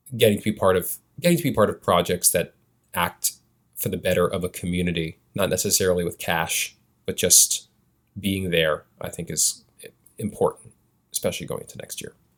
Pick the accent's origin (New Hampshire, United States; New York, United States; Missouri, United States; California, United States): New York, United States; New York City; I was born and raised in Chelsea